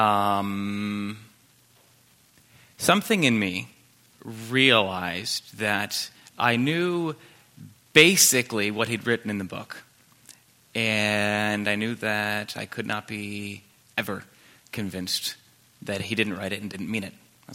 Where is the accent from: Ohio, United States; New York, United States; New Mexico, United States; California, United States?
New York, United States; south of Buffalo, Western New York State, United States; now in Greenwood; I grew up in New York State. I live in Greenwood now